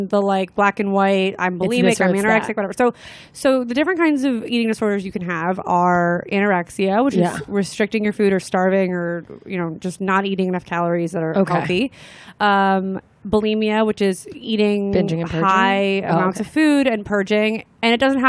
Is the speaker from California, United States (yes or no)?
yes; Los Angeles, California, United States; I grew up